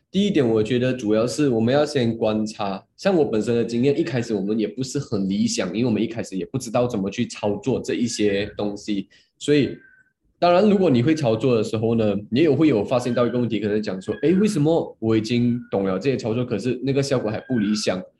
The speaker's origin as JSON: {"language": "Chinese", "town": "Muar", "region": "Johor", "country": "Malaysia", "said": "我今年就二十三岁，然后我来自嗯。Johor Bahru，我不知道你们知道吗？它是一个小，小，小的 小的 kampung来的"}